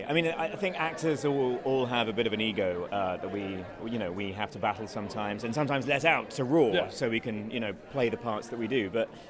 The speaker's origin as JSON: {"language": "English", "region": "London", "country": "United Kingdom", "said": "me being a Brit over in London"}